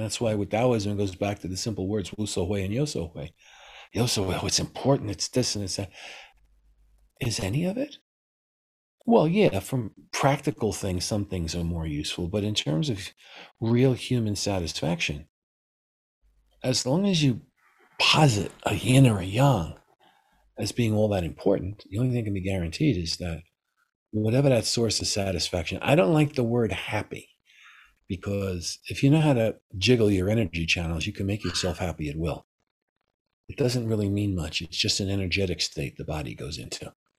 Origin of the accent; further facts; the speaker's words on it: New York City, New York, United States; moved away; I'm from New York City. And New York City can be pretty rough.